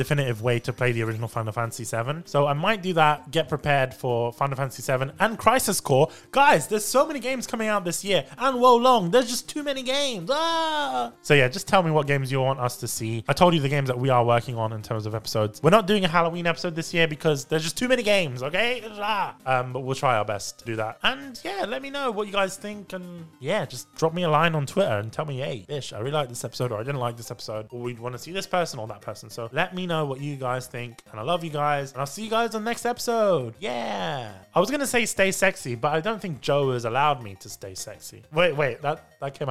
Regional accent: United Kingdom; accent: British; my British accent.

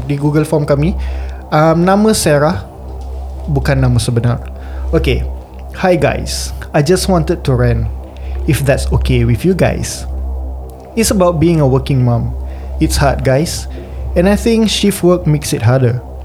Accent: Singapore; kami sebagai podcaster anak jati Singapura Melayu terkini

